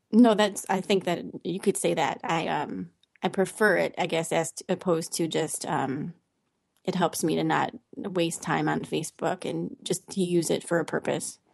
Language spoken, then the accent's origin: English; Cleveland, Ohio, United States; moved away as an adult; also born or lived in Texas; now in Ohio, United States; I'm from Cleveland, Ohio originally